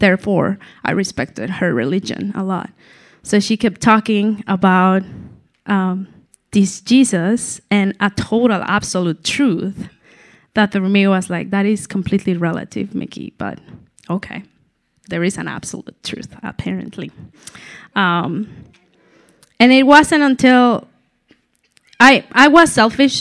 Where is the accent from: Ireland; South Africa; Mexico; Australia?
Mexico; Mexico City; moved away as an adult; I'm from Mexico City. I've been living here just for six years. I moved here for my husband, Paul